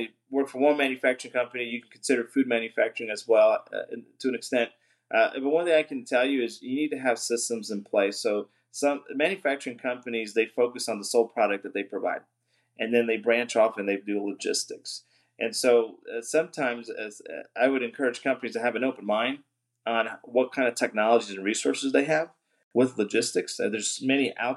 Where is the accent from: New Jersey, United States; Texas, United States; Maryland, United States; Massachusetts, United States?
New Jersey, United States; moved away as an adult; now in Arkansas, United States; we're both from the Northeast. We lived in New Jersey